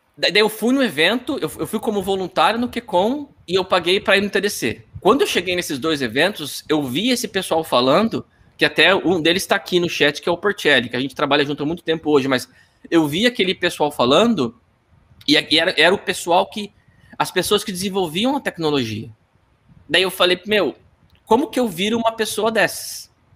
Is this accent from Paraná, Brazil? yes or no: yes; Apucarana, Paraná, Brazil; moved away as an adult; also born or lived in Londrina; eu sou de Apucarana do Paraná